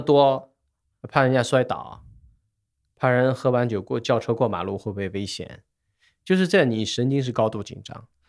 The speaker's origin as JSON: {"language": "Chinese", "region": "Xinjiang", "country": "China", "tie": "born or raised there", "moved": "as an adult", "lives_now": "Shanghai, China", "said": "我是算新疆人，我十八岁才回上海，所以我们算西北人，所以饮食习惯各方面也都一致"}